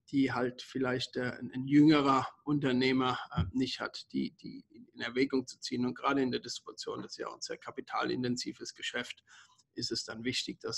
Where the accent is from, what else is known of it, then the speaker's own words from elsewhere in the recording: Germany; bin 54 Jahre alt, bin Deutscher, geboren und, und aufgewachsen in Deutschland.